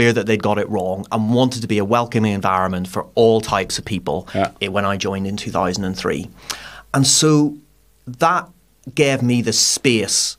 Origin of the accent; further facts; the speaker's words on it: Northern Ireland, United Kingdom; moved away as an adult; also born or lived in London; now in Cape Town, South Africa; growing up in the 80s and 90s, Northern Ireland